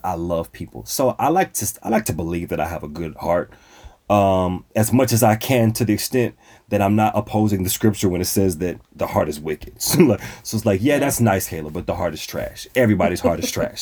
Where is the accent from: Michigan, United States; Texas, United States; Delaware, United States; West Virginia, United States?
Texas, United States; Dallas; hail from the great city of Dallas, Texas. That's where I was born and raised.